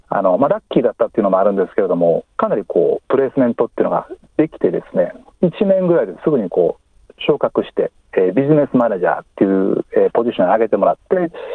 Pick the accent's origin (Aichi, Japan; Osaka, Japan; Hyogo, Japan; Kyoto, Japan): Kyoto, Japan; moved away as an adult; now in Melbourne, Australia; 私、京都出身なんですけども